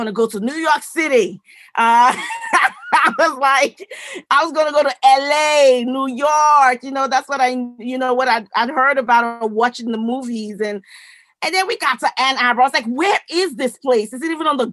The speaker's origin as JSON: {"language": "English", "region": "Edo", "country": "Nigeria", "moved": "yes", "lives_now": "United States", "said": "I'm originally from the great country of the Federal Republic of Nigeria in West Africa. I was born in what was then known as the Middle Belt area. I was born in Edo State."}